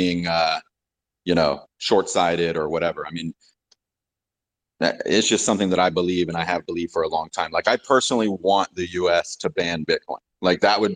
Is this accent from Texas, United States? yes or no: yes; Texas, United States; growing up in Texas